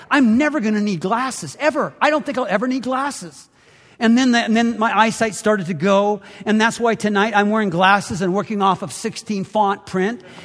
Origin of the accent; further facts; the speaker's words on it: Canada; now in United States; Growing up in Canada, I played a lot of hockey